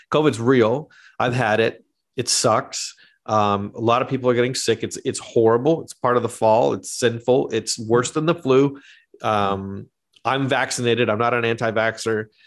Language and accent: English; Canada; moved away; also born or lived in Australia / New York; I am actually Canadian. I'm not Australian.